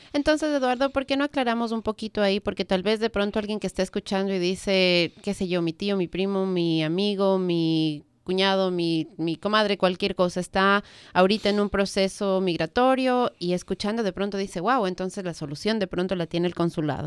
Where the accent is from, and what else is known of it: Ecuador; now in Washington area, United States